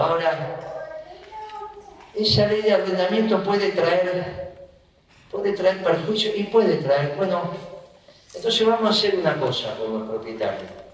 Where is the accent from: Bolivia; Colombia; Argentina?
Argentina; Nosotros somos la Argentina